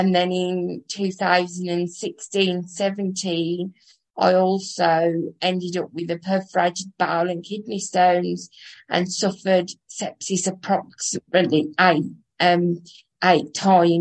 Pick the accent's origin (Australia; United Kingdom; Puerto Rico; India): United Kingdom; Kingswinford, West Midlands; accent: Midlands; I'm from Kingswinford in Dudley.